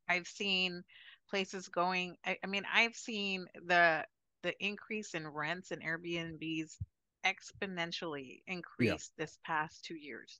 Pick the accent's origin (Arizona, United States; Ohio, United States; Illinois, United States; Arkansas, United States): Arizona, United States; Chandler; moved away as an adult; also born or lived in San Francisco Bay Area, California / Mississippi; now in Punta Cana, Dominican Republic; I was born in Chandler, Arizona, and I married somebody in the military when I was 20